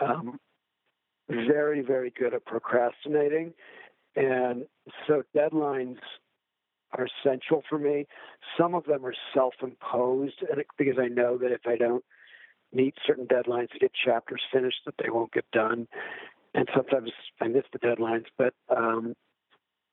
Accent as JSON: {"language": "English", "region": "Illinois", "country": "United States", "tie": "born or raised there", "said": "in my home state of Illinois"}